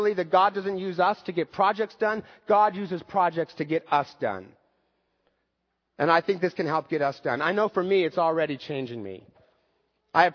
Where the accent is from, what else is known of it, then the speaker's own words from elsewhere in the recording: United States; As an American baby boomer